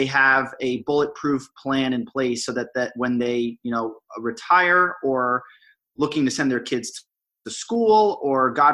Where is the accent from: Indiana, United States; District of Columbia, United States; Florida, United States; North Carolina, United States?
Florida, United States; Miami; moved away as an adult; also born or lived in Boston; born and raised in Miami, Florida, and went to school or college up in Boston at Brandeis University